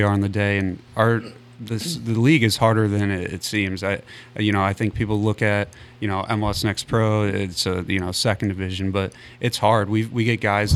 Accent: St. Louis, Missouri, United States; born or raised there

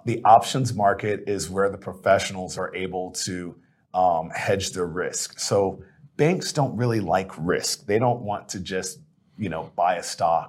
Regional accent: Plano, Texas, United States; I grew up here in Dallas area. Grew up in Plano

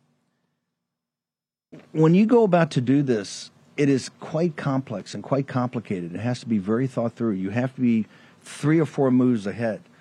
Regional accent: Richmond, Virginia, United States; as a native of Richmond, Virginia

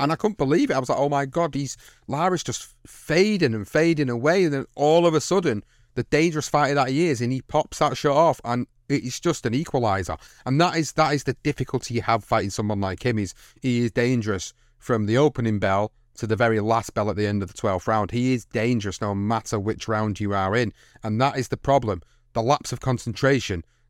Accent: United Kingdom; a British fight fan

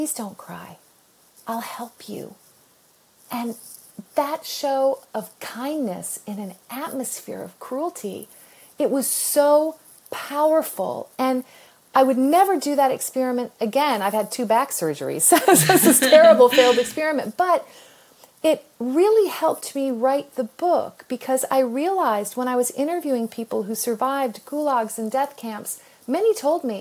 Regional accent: United States; I'm an American

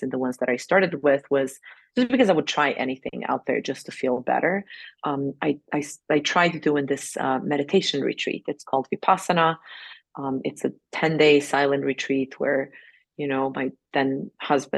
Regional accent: Serbia; moved away as an adult; also born or lived in New York City, United States; I grew up in Serbia. I didn't have much money

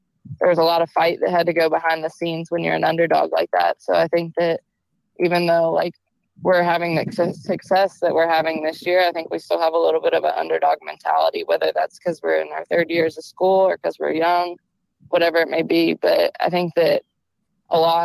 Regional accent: Mount Juliet, Tennessee, United States; also born or lived in Iowa; I grew up in Mount Juliet

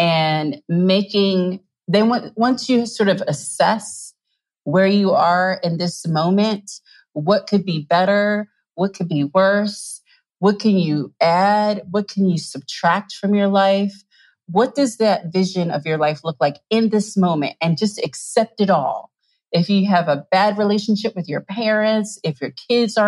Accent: New Jersey, United States; I grew up in South Jersey

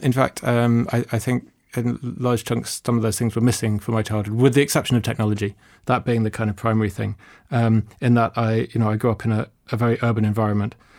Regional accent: London, United Kingdom; I grew up in London.

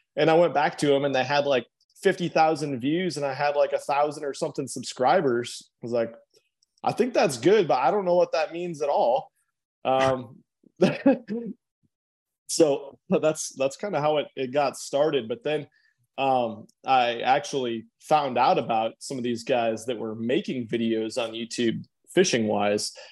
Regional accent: Nebraska, United States; we're both from Nebraska

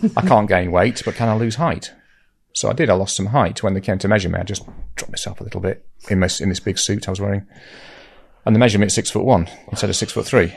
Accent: Lytham St Annes, North West England, United Kingdom; moved away as an adult; also born or lived in London; if you're from Lytham, you like to call it Lytham

